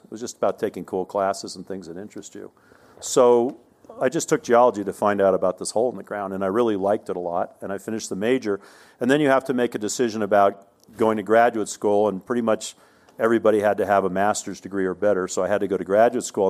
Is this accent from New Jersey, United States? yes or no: yes; New Jersey, United States; moved away as an adult; also born or lived in Arizona; I was raised in New Jersey